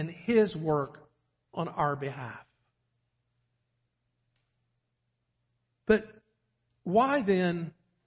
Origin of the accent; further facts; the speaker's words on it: St. John's River, Florida, United States; moved away; I grew up on the St. John's River down in the state of Florida